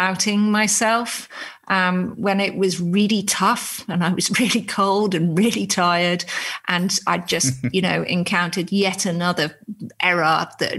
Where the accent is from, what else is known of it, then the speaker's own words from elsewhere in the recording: United Kingdom; I'm a British journalist